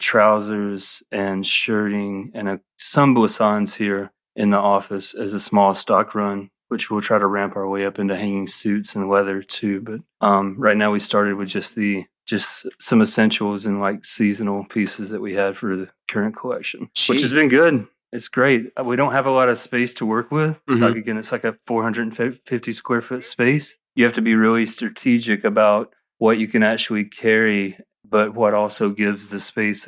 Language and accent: English; Alabama, United States; moved away as an adult; now in Atlanta, United States; I grew up in Alabama